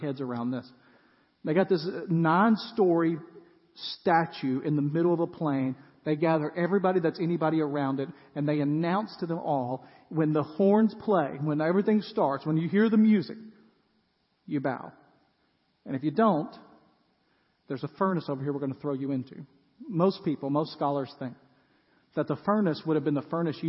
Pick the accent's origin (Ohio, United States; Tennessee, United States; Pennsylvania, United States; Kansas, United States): Tennessee, United States; West; now in Middle Tennessee, United States; I grew up in West Tennessee, and it is flat